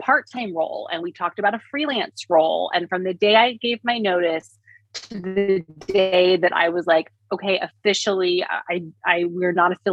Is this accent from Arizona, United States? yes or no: no; Indiana, United States; moved away; I was from Indiana